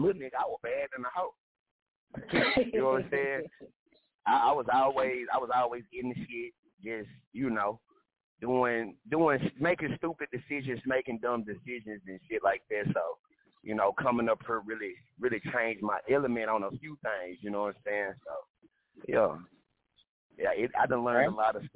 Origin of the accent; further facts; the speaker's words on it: East Texas, United States; moved away; I'm originally from East Texas